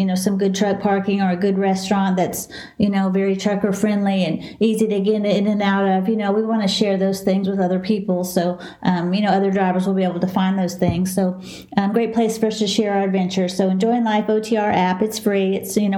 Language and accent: English; Dallas, Texas, United States; accent: southern; also born or lived in Houston, Texas; I'm a southern girl. I'm from Texas